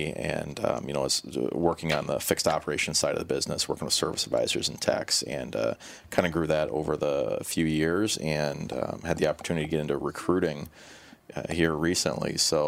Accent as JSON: {"language": "English", "region": "Illinois", "country": "United States", "said": "married a Minnesota girl, 'cause I'm from Illinois, so here I am."}